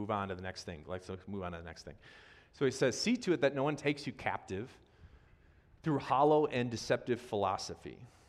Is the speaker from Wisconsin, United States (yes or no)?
yes; Wisconsin, United States; I'm from Wisconsin